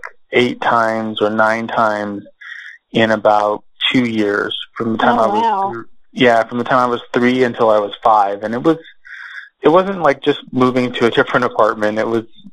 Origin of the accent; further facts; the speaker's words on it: Socorro, New Mexico, United States; also born or lived in Texas; I was born in Socorro, New Mexico, which is a small town.